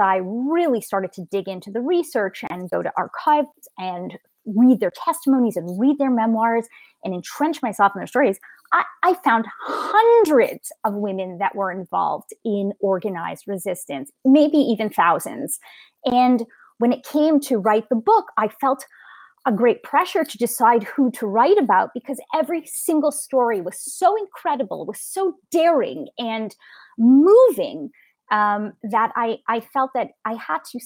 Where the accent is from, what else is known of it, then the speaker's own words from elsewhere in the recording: Canada; moved away as an adult; also born or lived in London; I'm a Canadian Jew